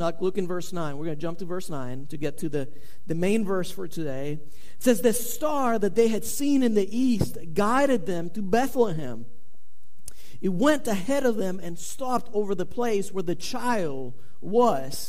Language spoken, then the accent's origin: English; Venezuela; moved away; I was born in South America. I was born in Venezuela.